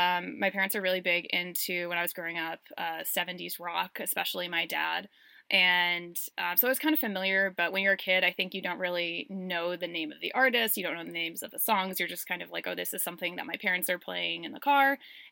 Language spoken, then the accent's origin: English; Boston, Massachusetts, United States; So I'm from Boston, but the band has a very special place in my heart